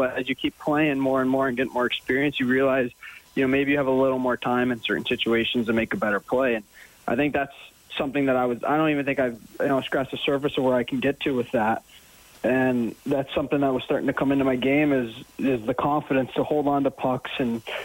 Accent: Dallas, Texas, United States; moved away as an adult; also born or lived in Denver, Colorado; now in Edmonton, Canada; I was born in Dallas, and then my dad played for the Nuggets. So I lived in Denver till I was about 7, then went back to Dallas for the rest of my childhood

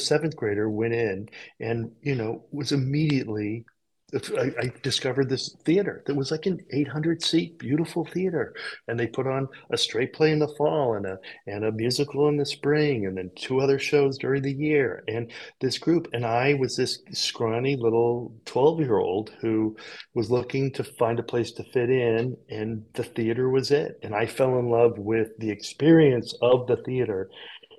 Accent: California, United States; in California, we had these incredible public spaces of big theaters, and we did tours. We were touring Peter Pan

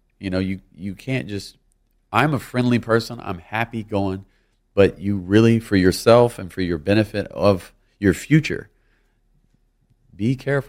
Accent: Louisiana, United States; I'm from Louisiana.

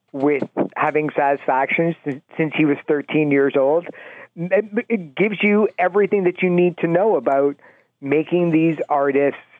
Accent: Grande Prairie, Alberta, Canada; moved away; I'm from Grand Prairie, Alberta

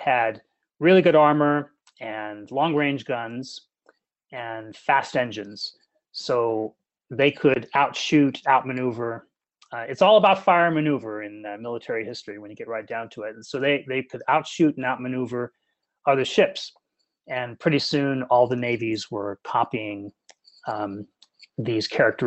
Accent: Santa Clara Valley, California, United States; I grew up here in the Santa Clara Valley, near Moffett Air Base

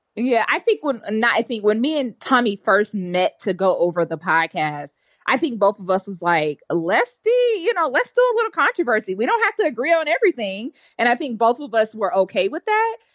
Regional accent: Atlanta, Georgia, United States; I'm born and raised in Atlanta

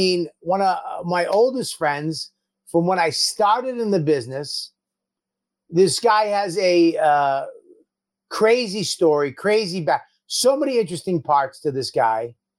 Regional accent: Medford, Massachusetts, United States; I'm 51. I'm from Medford, Massachusetts.

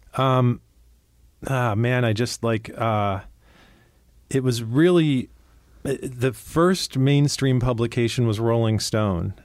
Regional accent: Cleveland, Ohio, United States; I grew up in Cleveland, Ohio

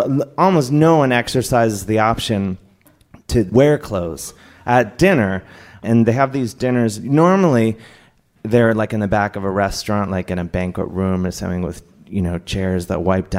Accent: Cleveland, Ohio, United States; I grew up in Cleveland.

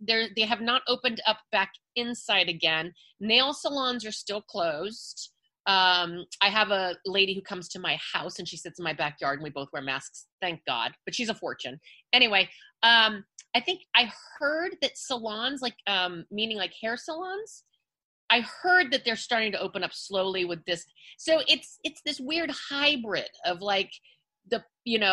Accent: Los Angeles, California, United States; accent: Valley girl; I am born and raised in the San Fernando Valley. I'm a Valley girl

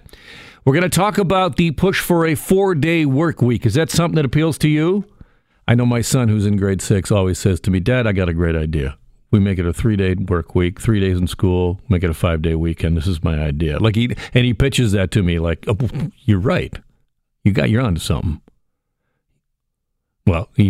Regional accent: Burlington, Ontario, Canada; I grew up in Burlington. I know this area so well.

